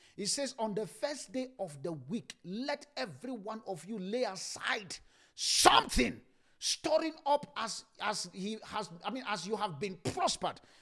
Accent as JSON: {"language": "English", "town": "Ibadan", "region": "Oyo", "country": "Nigeria", "tie": "born or raised there", "said": "the place I grew up in Ibadan"}